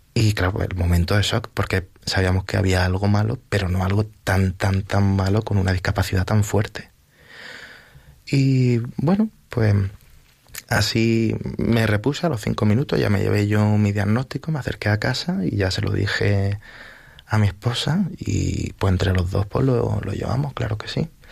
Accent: Vélez-Rubio, Andalusia, Spain; also born or lived in Huércal-Overa; now in Villaviciosa de Odón, Spain; Yo soy de un pueblecito pequeño de Almería que se llama Vélez Rubio

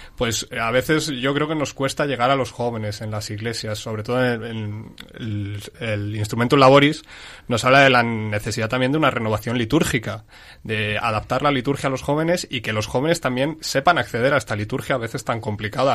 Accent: Madrid, Community of Madrid, Spain; somos de Madrid

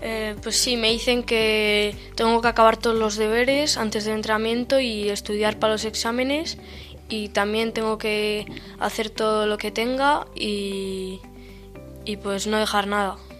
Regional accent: Oyón, Basque Country, Spain; en el equipo de mi pueblo, eh, en Ollón

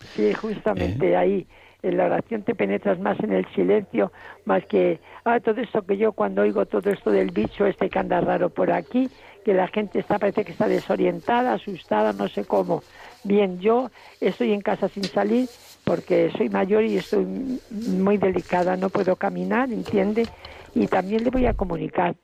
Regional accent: Malagón, Castilla-La Mancha, Spain; soy de Malagón

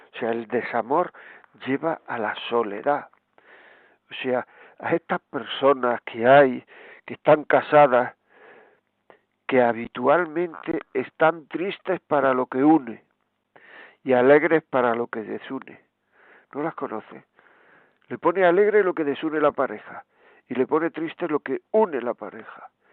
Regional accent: Granada, Andalusia, Spain; yo soy de Granada

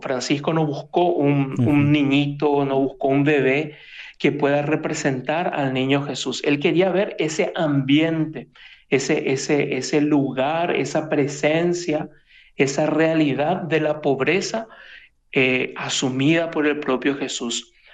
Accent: Asunción, Paraguay; moved away as an adult; now in Rome, Italy; soy paraguayo, soy de Asunción, y, pero ya hace unos tres años que estoy aquí por, por Italia, particularmente ahí en Roma

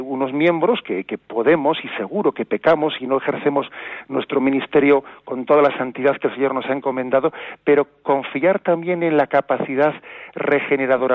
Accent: Basque Country, Spain; now in Palencia, Spain; yo sea nacido en el País Vasco

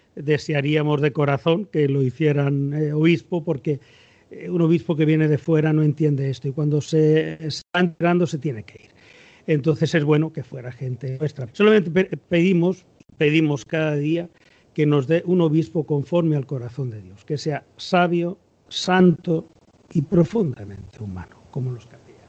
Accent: Extremadura, Spain; now in Cartagena, Spain; yo soy extremeño, es decir, los extremeños somos sureños al menos la gente de Badajoz

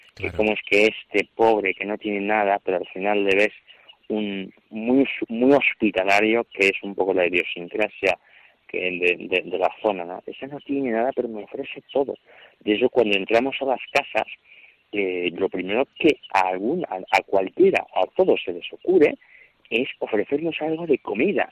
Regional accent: Equatorial Guinea; moved away as an adult; now in Spain; soy de la diócesis de, de Vivellín, que es Begoña

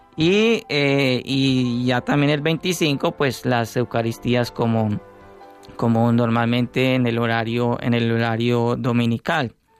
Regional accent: Medellín, Antioquia, Colombia; moved away; also born or lived in Urabá; yo soy de Medellín, cultura cultura paisa

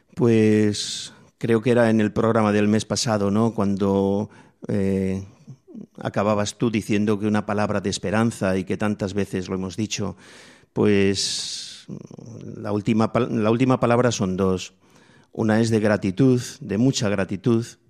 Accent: Spain; a mí me tocó vivir en mi infancia en la España pobre.

